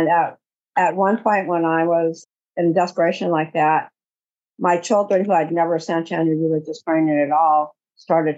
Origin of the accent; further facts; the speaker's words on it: California, United States; I am from California.